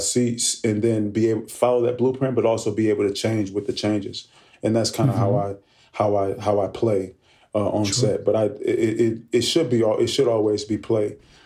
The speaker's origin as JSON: {"language": "English", "town": "Oakland", "region": "California", "country": "United States", "tie": "born or raised there", "said": "I grew up in Oakland, California"}